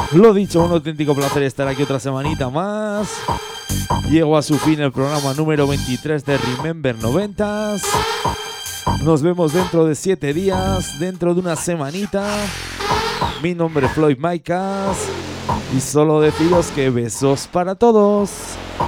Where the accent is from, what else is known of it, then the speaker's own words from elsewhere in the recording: Huesca and Zaragoza, Aragon, Spain; esa gente de mi tierra, de Huesca y de Zaragoza